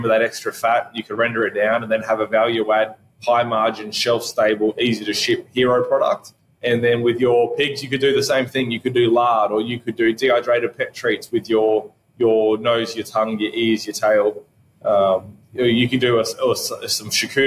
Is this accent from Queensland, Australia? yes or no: no; Albury, New South Wales, Australia; my hometown, Albury here